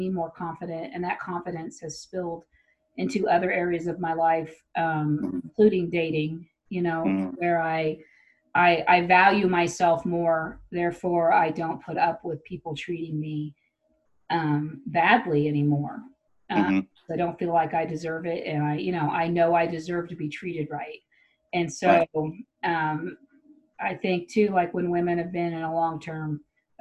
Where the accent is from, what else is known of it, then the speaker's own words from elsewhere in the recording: Tyler, Texas, United States; moved away; I grew up in Tyler.